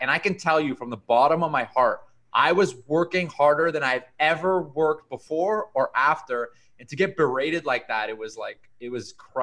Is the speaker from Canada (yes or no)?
yes; Toronto, Ontario, Canada; also born or lived in Caribbean; I was born in Canada. My dad is Colombian immigrant. My mom is Canadian. I did all my schooling in Toronto up until university